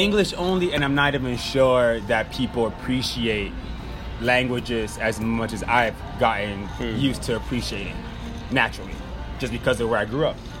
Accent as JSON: {"language": "English", "town": "Miami", "region": "Florida", "country": "United States", "tie": "born or raised there", "also_born_or_lived": "France / Switzerland / North Carolina / Boston", "moved": "yes", "lives_now": "Austin, United States", "said": "My background is Jamaican. I grew up in Miami"}